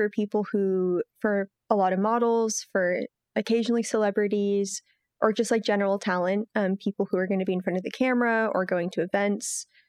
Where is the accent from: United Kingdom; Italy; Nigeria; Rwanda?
Italy; Milan, Lombardy; and they brought me up in Italy. And in Italy, I went to an American school, and I grew up in Milan